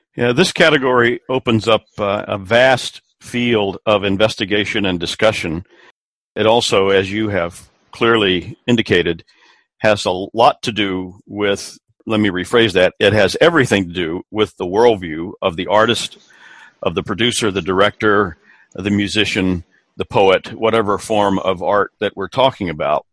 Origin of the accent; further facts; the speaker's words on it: Columbia, South Carolina, United States; my hometown of Columbia, South Carolina